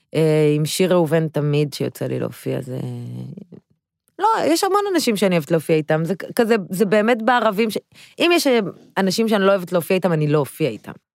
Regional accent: Haifa, Haifa District, Israel; גדלתי בקריית אליעזר

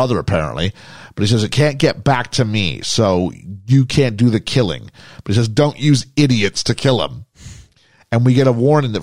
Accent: Canada; I'm Canadian

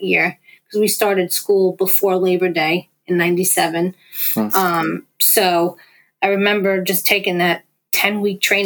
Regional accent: New York, United States; accent: New York; my father's from Brooklyn, my mother's from Queens. Like, this is what I grew up on.

